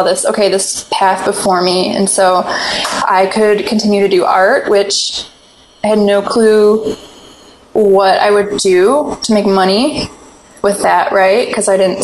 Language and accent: English; Michigan, United States; I grew up in Michigan